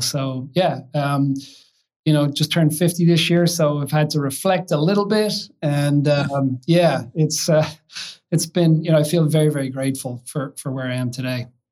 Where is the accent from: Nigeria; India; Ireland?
Ireland; Kill, Leinster; moved away as an adult; now in United States; I've been in the United States about 25 years now, but grew up in, in Ireland, in a little a village outside of Dublin called Kill in County Kildare